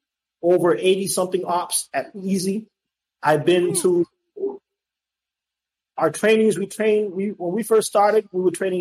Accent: Boston, Massachusetts, United States; now in Florida, United States; listen, I came from Boston.

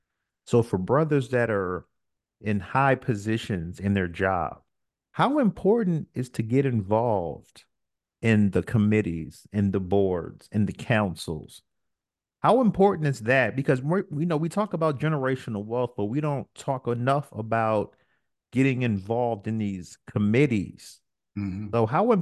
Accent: Newport News, Virginia, United States; also born or lived in Brooklyn; I'm from Newport News, Virginia. I've lived in Brooklyn, New York.

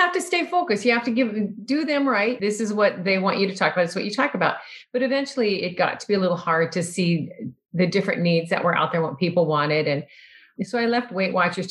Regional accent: Iowa, United States; now in Minnesota, United States; I grew up in Iowa

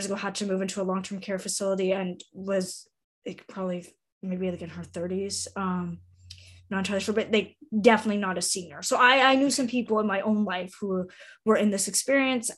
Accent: Southwestern Ontario, Canada; also born or lived in Toronto / Whitehorse, Yukon / Saint John, New Brunswick; now in Ottawa, Canada; I grew up in Southwestern Ontario

